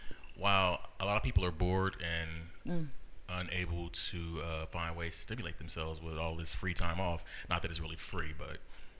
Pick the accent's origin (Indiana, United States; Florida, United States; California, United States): California, United States; now in Houston, United States; I'm from California, the second biggest state next to Texas.